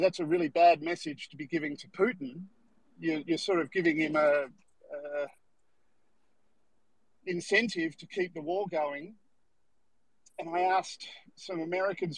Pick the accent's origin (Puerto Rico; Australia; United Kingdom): Australia; I'm from Australia.